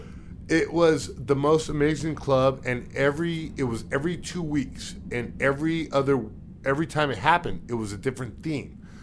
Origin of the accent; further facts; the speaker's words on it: Redondo Beach, California, United States; I'm from S, South Bay. I'm from Redondo Beach